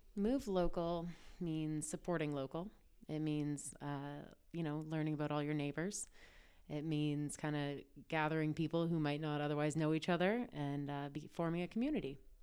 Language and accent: English; Ancaster, Ontario, Canada; also born or lived in Toronto; I grew up in Ancaster, so I grew up going out there all the time.